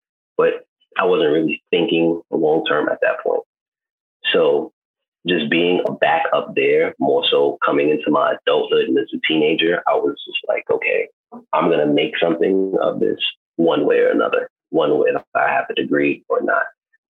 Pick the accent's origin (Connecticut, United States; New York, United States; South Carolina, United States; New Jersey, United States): New York, United States; New York City; moved away; also born or lived in Atlanta, Georgia / Miami, Florida; I'm originally from Brooklyn, New York, and growing up there, it was the mecca of art.